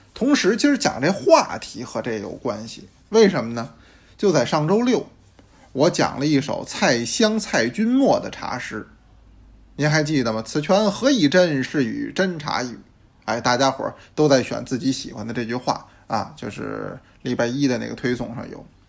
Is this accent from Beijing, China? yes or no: yes; Beijing, China; 因为我是北京人嘛